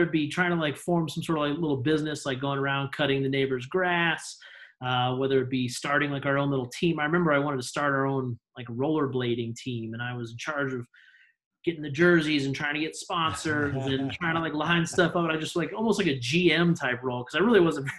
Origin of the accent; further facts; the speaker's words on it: Kansas, United States; Born and raised in Kansas, a little suburban town out there.